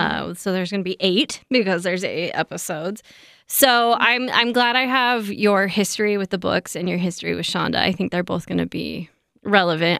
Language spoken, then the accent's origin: English; United States; I am so American